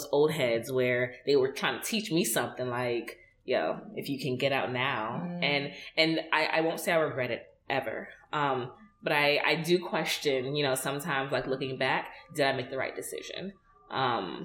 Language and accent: English; New York, United States; me and her are both Nigerian Americans. I was born in New York.